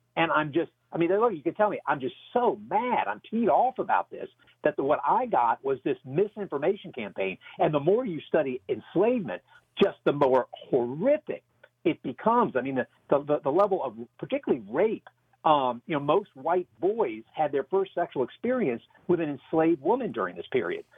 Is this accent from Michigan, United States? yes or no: no; Alexandria, Virginia, United States; the history of my hometown